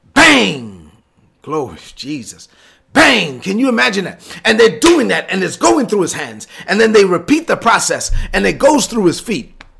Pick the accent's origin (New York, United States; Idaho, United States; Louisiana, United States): New York, United States; New York City; I'm from Brooklyn.